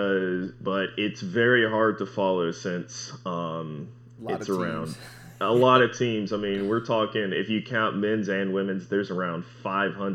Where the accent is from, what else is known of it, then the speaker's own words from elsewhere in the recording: Winston-Salem, North Carolina, United States; I'm from Winston-Salem, North Carolina